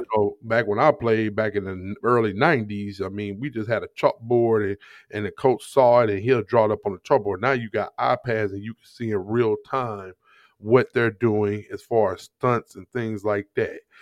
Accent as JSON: {"language": "English", "town": "Jennings", "region": "Missouri", "country": "United States", "tie": "born or raised there", "also_born_or_lived": "Ferguson, Missouri", "said": "I grew up in Jennings, Missouri"}